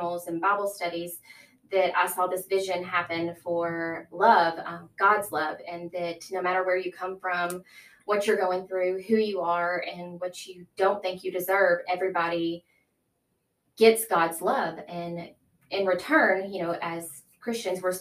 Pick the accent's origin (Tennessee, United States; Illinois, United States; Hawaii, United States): Tennessee, United States; Brighton; I grew up in Brighton. I have four siblings. I went to Brighton kindergarten through high school